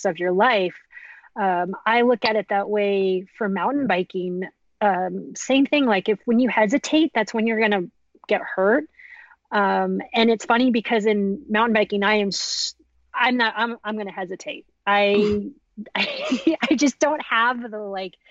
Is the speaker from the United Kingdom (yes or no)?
no; Girdwood, Alaska, United States; I grew up in Girdwood, Alaska